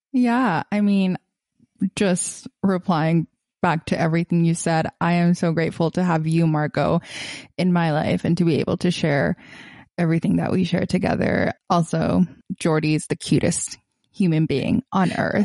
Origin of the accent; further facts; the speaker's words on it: Gaza, Gaza Strip, Palestine; moved away as an adult; I am originally from Gaza, Palestine. I was born there and grew up a big chunk of my life there till I was eighteen